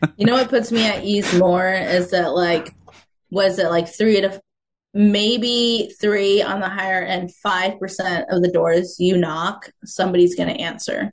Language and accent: English; Mason City, Iowa, United States; now in Des Moines, United States; my hometown of Mason City, Iowa